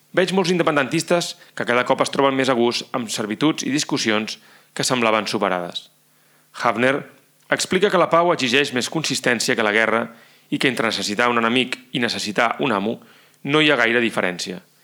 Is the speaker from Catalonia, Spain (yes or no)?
yes; Catalonia, Spain; com a catalans seguíem vivint marginats també dintre de Catalunya